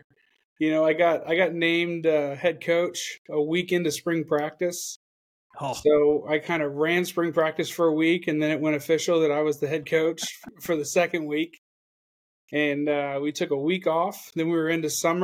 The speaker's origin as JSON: {"language": "English", "town": "Oviedo", "region": "Florida", "country": "United States", "tie": "born or raised there", "moved": "as an adult", "lives_now": "Tennessee, United States", "said": "I was from Oviedo, right? I'm from Florida"}